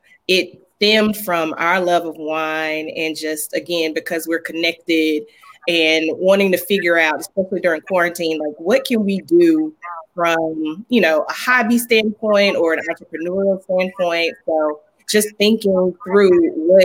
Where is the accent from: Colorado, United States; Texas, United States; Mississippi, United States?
Mississippi, United States; Jackson; now in Atlanta, United States; I am from Jackson